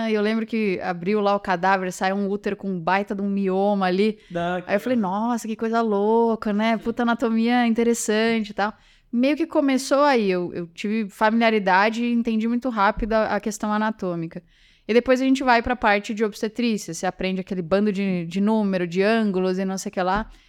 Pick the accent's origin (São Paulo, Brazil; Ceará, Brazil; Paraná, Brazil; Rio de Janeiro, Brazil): São Paulo, Brazil; Eu, eu, sou do interior de São Paulo, então muda para São Paulo